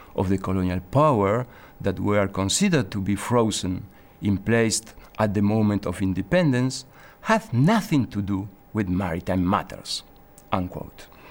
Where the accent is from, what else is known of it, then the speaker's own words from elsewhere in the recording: Argentina; now in Geneva, Switzerland; I come from Argentina